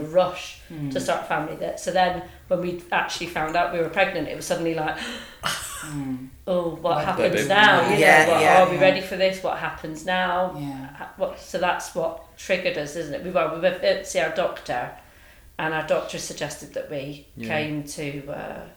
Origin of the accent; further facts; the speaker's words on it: Cornwall, South West England, United Kingdom; moved away as an adult; now in Manchester, United Kingdom; I'm not from Manchester, I'm from Cornwall.